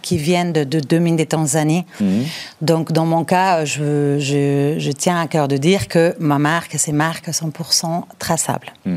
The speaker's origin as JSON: {"language": "French", "town": "Bilbao", "region": "Basque Country", "country": "Spain", "moved": "yes", "said": "Je suis originaire du Pays basque de Bilbao"}